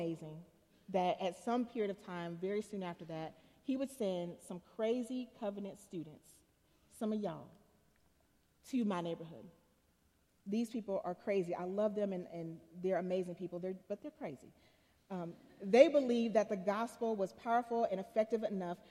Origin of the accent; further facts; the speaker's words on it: Chattanooga, Tennessee, United States; When I was a little girl, I remember, I'm from Chattanooga, as was said, come from a fairly poor family.